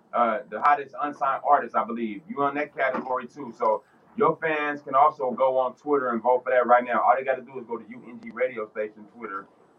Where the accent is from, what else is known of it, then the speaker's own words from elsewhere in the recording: West Coast, United States; So growing up on the West Coast, we couldn't do nothing but like following their footsteps.